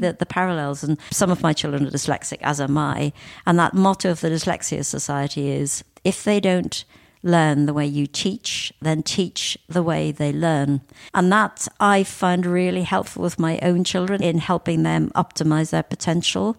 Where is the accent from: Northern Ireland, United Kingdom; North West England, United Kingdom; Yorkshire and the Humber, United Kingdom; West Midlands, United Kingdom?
Northern Ireland, United Kingdom; I was born in Northern Ireland. I grew up in an area of kind of great deprivation